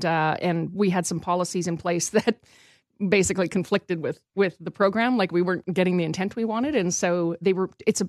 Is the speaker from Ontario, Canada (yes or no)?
no; Saskatchewan, Canada; we're from Saskatchewan.